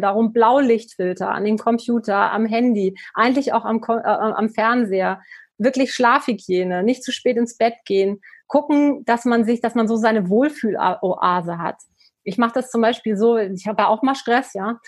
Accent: the North, Northern Germany, Germany; ich komme aus dem Norden. Ich bin mit Fisch groß geworden.

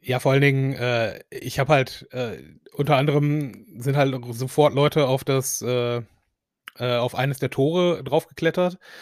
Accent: Essen, North Rhine-Westphalia, Germany; als Essener

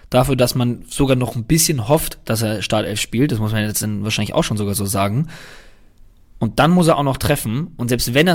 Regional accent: Cologne, North Rhine-Westphalia, Germany; Ich muss sagen, ich kann das total verstehen von seiner Seite aus, auch wenn es als Kölner wehtut.

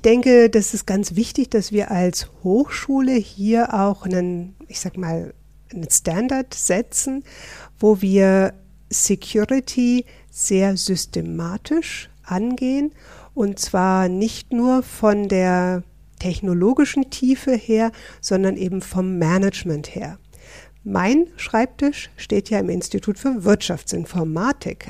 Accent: Northern Germany, Germany; moved away as an adult; now in Switzerland; Ich bin eine echte Norddeutsche, seit 28 Jahren in der schönen Schweiz

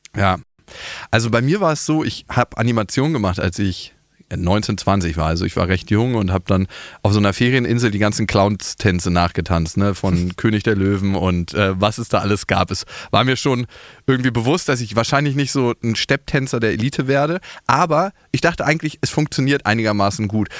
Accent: Berlin, Germany; ich bin in Berlin geboren, ich kenne hier die Hochhäuser

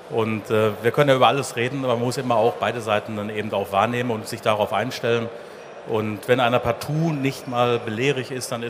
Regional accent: Dortmund, North Rhine-Westphalia, Germany; Wurzeln liegen hier in Dortmund. Ich bin also ein richtiger Dortmunder Junge, wie man so schön sagt. Ich bin hier in Dortmund geboren.

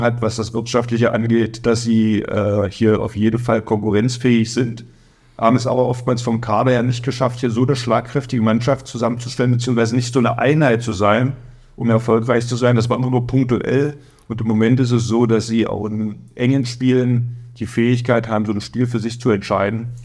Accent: Magdeburg, Saxony-Anhalt, Germany; accent: Berliner; now in Kraichgau, Germany; Bin beim SC Magdeburg groß geworden

